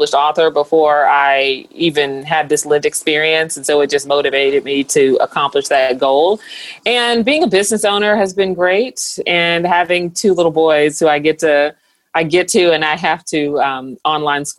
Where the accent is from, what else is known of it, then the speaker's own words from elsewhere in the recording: St. Louis, Missouri, United States; moved away; also born or lived in Atlanta, Georgia; Growing up in St. Louis, Missouri, it's just a different atmosphere